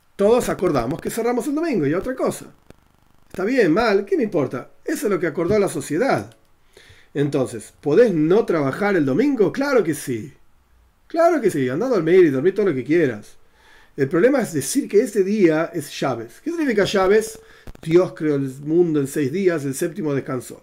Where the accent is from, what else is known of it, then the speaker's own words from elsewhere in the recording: Argentina; yo soy argentino